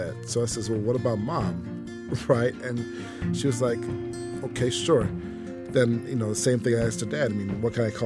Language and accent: English; St. Kitts & Nevis; now in Atlanta, United States; I grew up in the West Indian country of St. Kitts